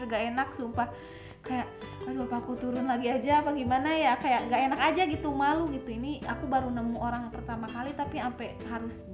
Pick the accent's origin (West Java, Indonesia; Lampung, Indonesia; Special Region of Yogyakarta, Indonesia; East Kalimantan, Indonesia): West Java, Indonesia; Bogor; orang Bogor oh dari Bogor katanya